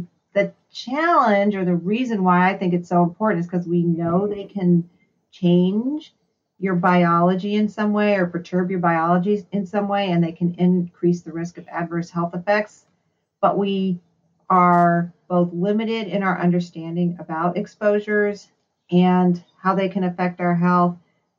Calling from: Oakland, California, United States; I'm calling in from the East Bay in California, so the Oakland area.

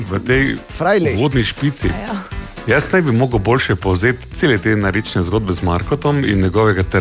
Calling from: Maribor, Drava, Slovenia; Lepo zdrav … iz Maribora pri telefonu

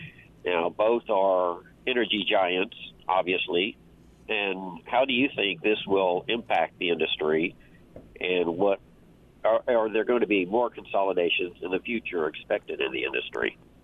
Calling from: The Woodlands, Texas, United States; We're calling from the Woodlands, Texas.

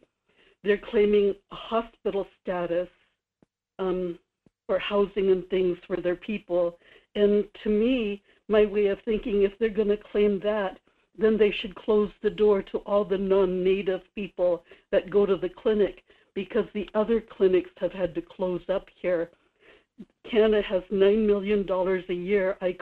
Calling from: Kodiak, Alaska, United States; Good morning. … in Kodiak.

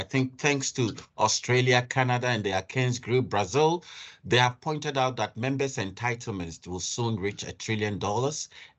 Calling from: Nigeria; I'm speaking from Nigeria, so okay, great.

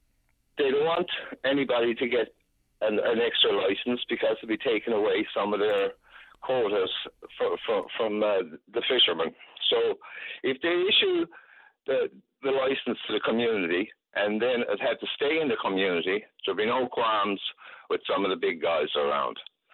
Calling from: St. John's, Newfoundland and Labrador, Canada; I'm calling from St. John's

